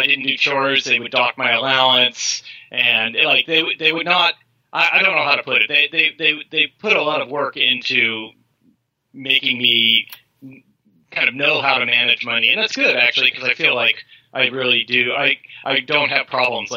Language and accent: English; California, United States; I was from California